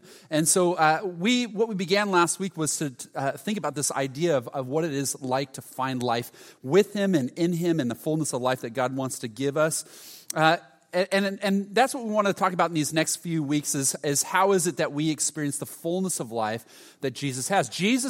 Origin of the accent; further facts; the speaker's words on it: Huntington, United States; I grew up in Huntington, so we'd go to JCPenney's and Montgomery Ward's